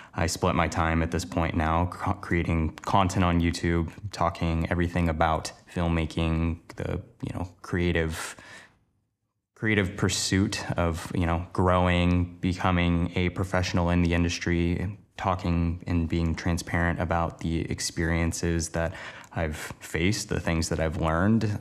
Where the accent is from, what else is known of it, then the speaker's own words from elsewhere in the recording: Portland, Oregon, United States; moved away as an adult; now in Los Angeles, United States; the place I grew up in Portland, Oregon, to moving to Los Angeles, now working down here full-time